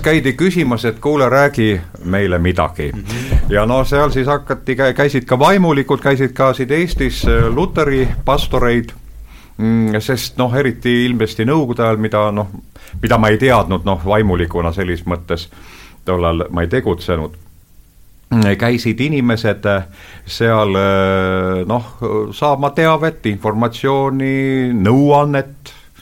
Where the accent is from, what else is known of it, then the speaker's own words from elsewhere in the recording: Estonia; ma olen Eestist